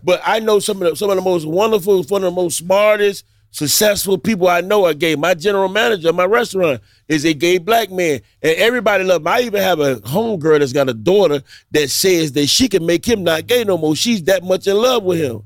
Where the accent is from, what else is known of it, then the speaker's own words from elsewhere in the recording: Miami, Florida, United States; I grew up in Liberty City